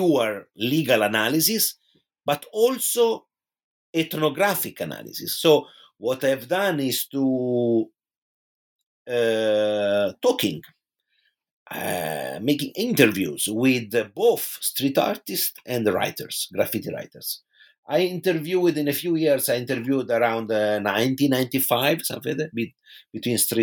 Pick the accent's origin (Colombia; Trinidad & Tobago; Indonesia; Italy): Italy; Pisa, Tuscany; moved away; in my hometown in Tuscany, which is Pisa in Italy